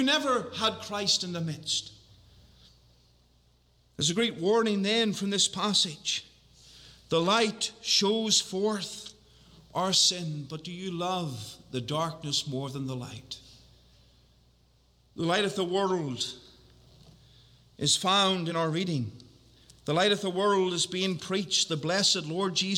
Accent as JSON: {"language": "English", "region": "Northern Ireland", "country": "United Kingdom", "said": "I'm from Northern Ireland"}